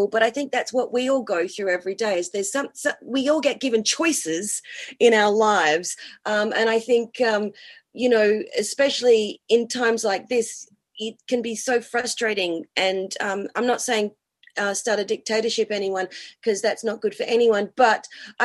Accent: Perth, Western Australia, Australia; moved away as an adult; now in New Zealand; I'm from Perth

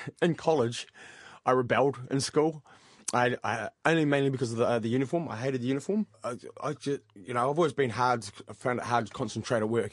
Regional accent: Pukemiro, Waikato, New Zealand; also born or lived in Rotorua / Australia / Gisborne; we actually situated ourselves out the back of Huntly in a little place called Pukemiro, which is close to Wangaroa Hot Springs. And I grew up there for about 12 years and went to Huntly College.

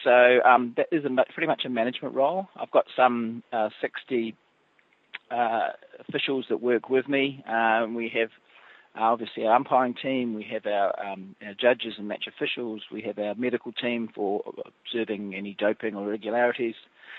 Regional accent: New Zealand; Look, I think it does.

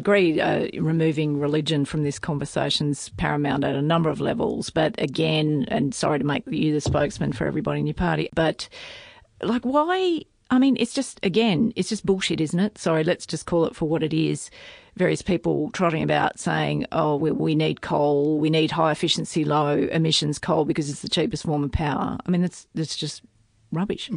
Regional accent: Tamworth, New South Wales, Australia; moved away; I grew up in Tamworth, but I'm a long way from that now

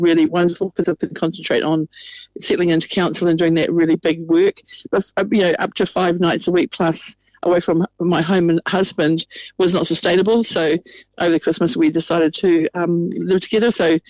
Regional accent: Ngaruawahia, Waikato, New Zealand; So at least we're from Narua Wahia, it's more in the centre of the district.

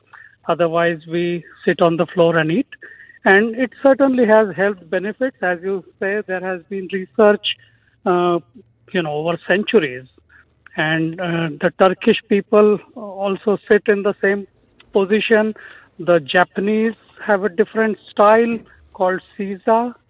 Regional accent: Mumbai, Maharashtra, India; moved away as an adult; now in Christchurch, New Zealand; Yeah, so sitting on the floor is, you know, very much part of the Indian culture where I grew up. So even after we moved to Christchurch from Mumbai in January 2002, we have continued to have meals while we sit on the floor in the cross-legged position.

